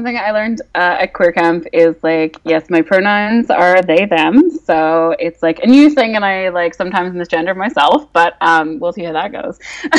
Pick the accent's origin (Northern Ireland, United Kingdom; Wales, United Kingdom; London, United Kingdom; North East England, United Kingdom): Northern Ireland, United Kingdom; also born or lived in England; now in Vancouver, Canada; I grew up in Northern Ireland. I lived in England for 7 years, and then I've lived in Vancouver, Canada for 4 years now.